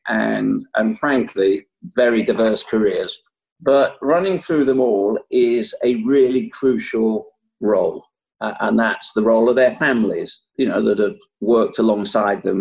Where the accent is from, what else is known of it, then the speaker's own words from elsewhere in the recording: Yorkshire and the Humber, United Kingdom; As a Yorkshireman